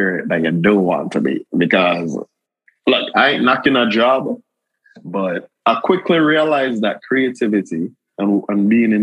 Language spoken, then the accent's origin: English; Jamaica; now in United States; the environment that we grew up in Jamaica